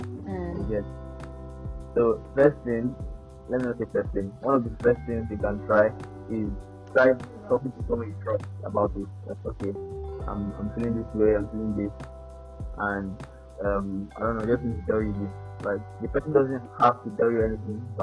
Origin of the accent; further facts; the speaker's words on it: Nigeria; as a Nigerian, an average Nigerian